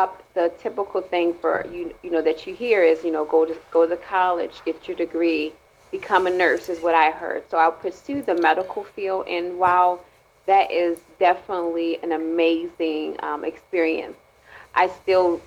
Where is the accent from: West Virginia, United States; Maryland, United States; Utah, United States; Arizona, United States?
Maryland, United States; I'm from Maryland